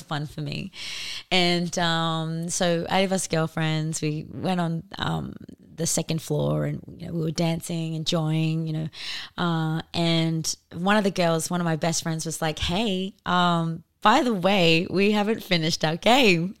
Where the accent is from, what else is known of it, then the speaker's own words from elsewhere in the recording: Darwin, Northern Territory, Australia; we were both born and bred in Darwin